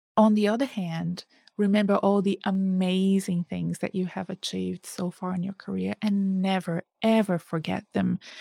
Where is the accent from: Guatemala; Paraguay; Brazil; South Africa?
Brazil; moved away; my home country, in Brazil